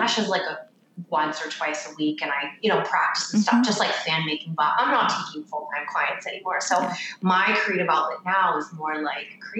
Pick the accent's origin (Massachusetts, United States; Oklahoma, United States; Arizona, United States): Massachusetts, United States; Boston; moved away as an adult; also born or lived in Connecticut; I was from Boston. So that's where my salon was